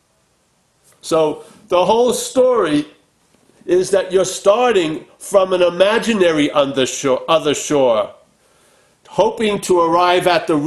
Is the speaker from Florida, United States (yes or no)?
no; Long Island, New York, United States; I'm from Long Island, New York, not from, you know, Calcutta